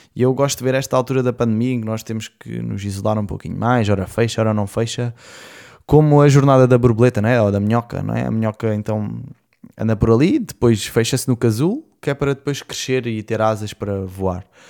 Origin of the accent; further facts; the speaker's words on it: Portimão, Algarve, Portugal; also born or lived in Lisbon; eu nasci em Lisboa, depois com mais ou menos dois anos eu vim para Portimão, onde eu fiz cá toda a minha escola e a minha adolescência